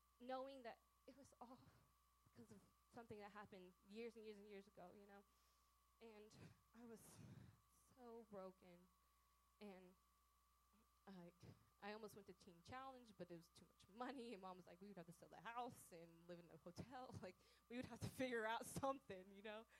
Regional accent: Oklahoma, United States; I am from Oklahoma

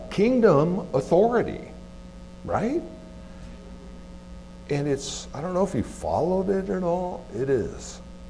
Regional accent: California, United States; now in Anchorage, United States; I grew up in California

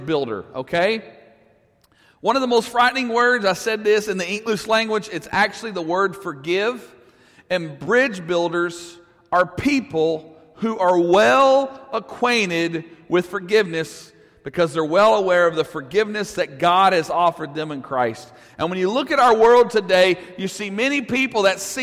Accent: Russellville, Arkansas, United States; I'm from Russellville

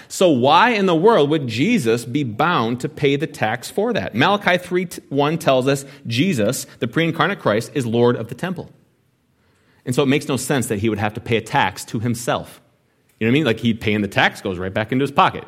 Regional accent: United States

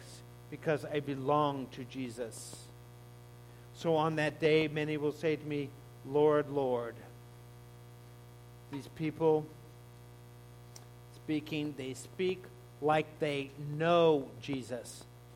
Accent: Laguna Beach, California, United States; moved away; I grew up in Laguna Beach

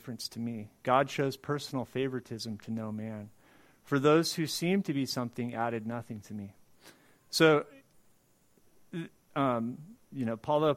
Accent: Southern California, United States; I grew up in Southern California

